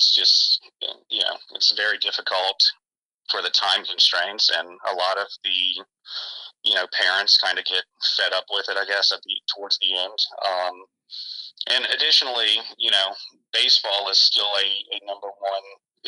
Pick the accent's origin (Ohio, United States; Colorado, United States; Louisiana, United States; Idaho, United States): Louisiana, United States; Lafayette; I'm originally from Lafayette